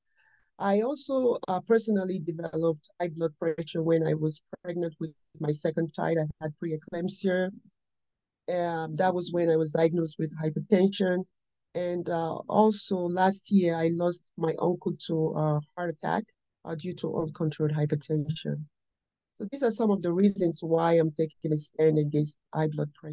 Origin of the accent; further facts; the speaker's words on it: Nigeria; moved away as an adult; now in United States; I was raised and born in Nigeria. I came to this country when I was in my early 20s, and I've been in the United States for more than 30 years now.